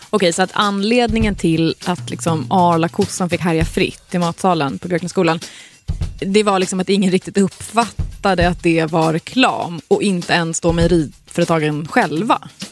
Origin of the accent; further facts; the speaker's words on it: Svealand, Sweden; vi är uppvuxna då i Svealand, underbara Svealand